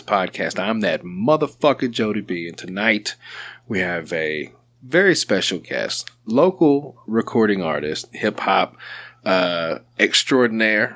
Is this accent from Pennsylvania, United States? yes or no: no; Sherwood, Arkansas, United States; I've lived here my whole life, I guess south of Little Rock, Sherwood area